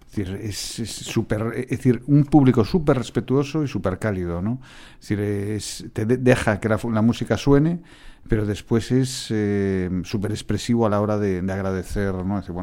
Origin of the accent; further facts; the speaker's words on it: Galicia, Spain; que soy gallego, ¿eh?